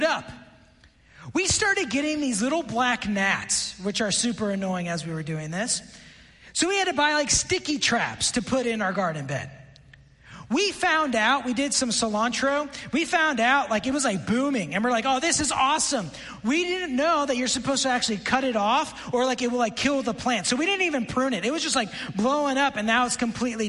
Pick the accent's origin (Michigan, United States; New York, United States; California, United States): New York, United States; Buffalo; also born or lived in Washington, D.C.; now in Lebanon, Tennessee, United States; I grew up in Buffalo.